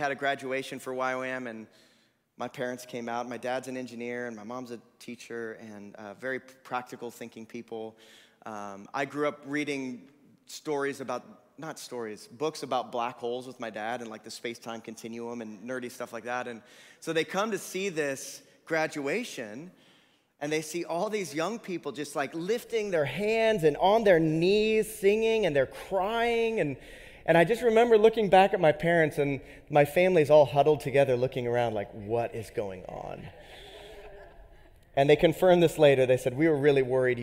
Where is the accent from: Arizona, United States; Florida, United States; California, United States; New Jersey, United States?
Arizona, United States; Tucson; I grew up in Tucson